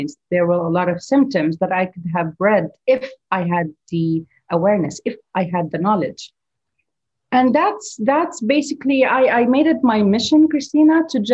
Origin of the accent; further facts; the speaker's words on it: Beirut, Beirut Governorate, Lebanon; also born or lived in Dubai, United Arab Emirates; now in Gulf; my hometown, Beirut